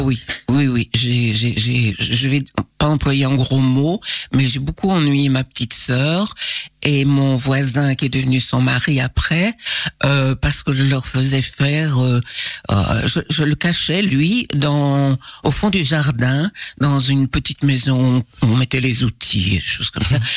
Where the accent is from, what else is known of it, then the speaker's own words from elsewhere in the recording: Liège, Wallonia, Belgium; je suis née à Liège, euh, d'une maman liégeoise et euh, d'un papa ardennais des Ardennes profondes